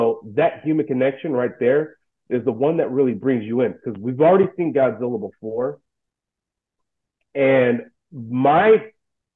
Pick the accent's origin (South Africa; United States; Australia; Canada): United States; I'm an American